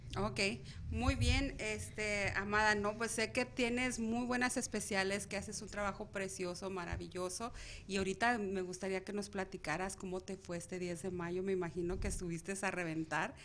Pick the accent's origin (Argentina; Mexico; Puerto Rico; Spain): Mexico; now in Arizona, United States; nosotros como mexicanos